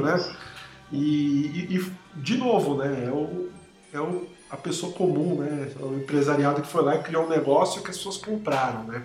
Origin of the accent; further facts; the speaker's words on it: São Paulo, Brazil; eu sou paulistano